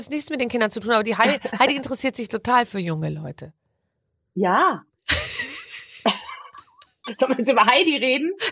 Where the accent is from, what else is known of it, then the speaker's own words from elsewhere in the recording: Munich, Bavaria, Germany; ich bin ja aus Bayern